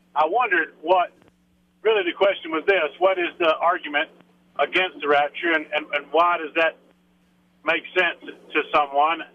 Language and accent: English; the South, United States; now in Denver, United States; I was raised in the South in the Bible Belt